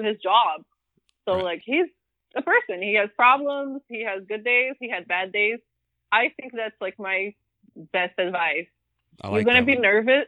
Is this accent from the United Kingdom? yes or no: no; Brazil; now in United States; I grew up in Brazil